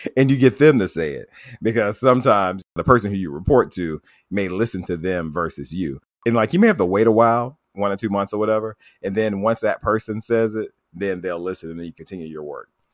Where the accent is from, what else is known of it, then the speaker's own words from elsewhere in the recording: Tuscaloosa, Alabama, United States; I grew up in Tuscaloosa, Alabama